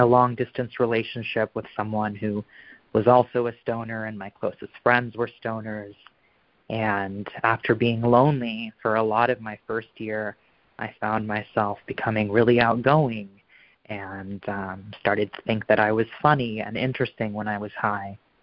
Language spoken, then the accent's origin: English; Portland, Oregon, United States; also born or lived in New York; I'm from Portland, Oregon